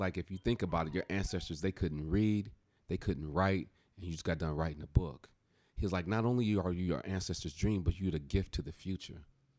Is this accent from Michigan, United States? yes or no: yes; Benton Harbor, Michigan, United States; Well, I'm from heaven. Just joking. I'm from Benton Harbor, Michigan. I'm a military brat, just a humble person out here grinding.